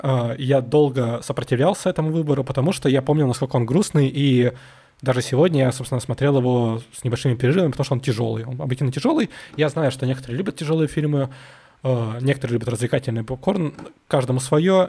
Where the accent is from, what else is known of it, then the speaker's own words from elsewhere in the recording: Saint Petersburg, Russia; я вообще вырос на Дыбенко